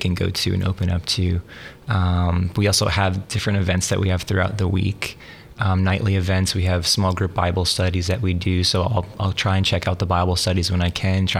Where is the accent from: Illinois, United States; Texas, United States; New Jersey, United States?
New Jersey, United States; also born or lived in Maryland; I was born and raised in New Jersey. I spent most of my life there